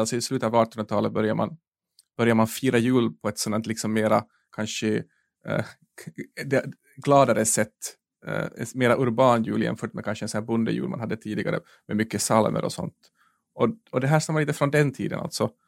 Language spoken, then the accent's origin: Swedish; Finland; jag är finsk